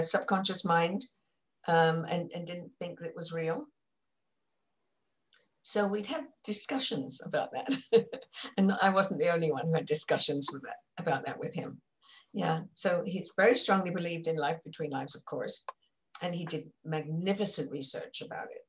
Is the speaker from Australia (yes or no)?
no; England, United Kingdom; moved away; growing up in England